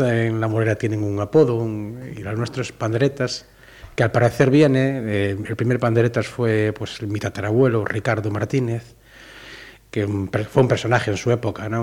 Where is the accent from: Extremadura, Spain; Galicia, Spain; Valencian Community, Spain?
Galicia, Spain; Salcedo; Yo nací en, Salcedo, en Arribal, porque mi, familia se fue de, de Amoreira